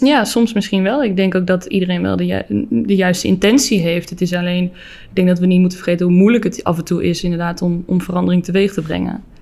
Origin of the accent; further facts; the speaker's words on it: North Brabant, Netherlands; Ik kom natuurlijk een beetje uit Brabant